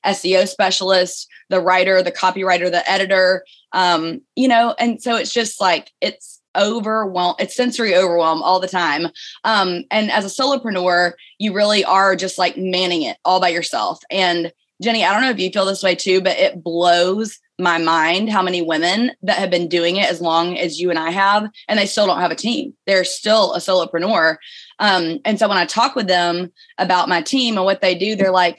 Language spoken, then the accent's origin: English; Birmingham, Alabama, United States; You probably heard my accent. I'm from Birmingham, Alabama.